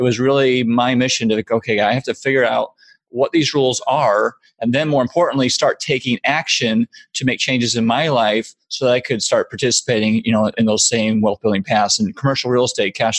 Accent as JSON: {"language": "English", "area": "suburb of Chicago", "region": "Illinois", "country": "United States", "tie": "born or raised there", "also_born_or_lived": "New York", "moved": "as an adult", "said": "I grew up in the Midwest in a suburb of Chicago"}